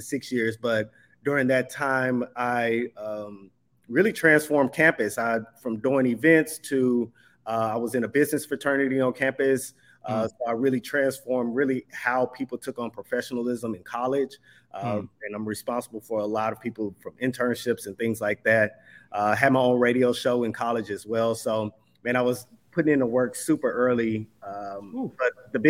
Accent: Dallas, Texas, United States; moved away as an adult; also born or lived in New York / Washington, D.C.; I grew up in Dallas, Texas, specifically like the DeSoto era, area

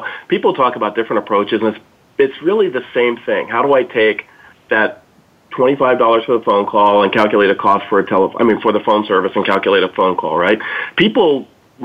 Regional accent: Dayton, Ohio, United States; I'm from Dayton, Ohio, and we had 6 GM divisions

